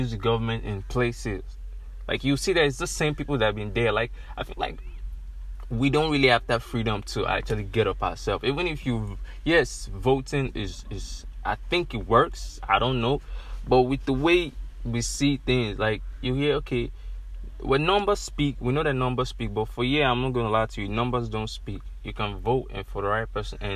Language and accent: English; Nigeria; When I check where I come from, I'm from Nigeria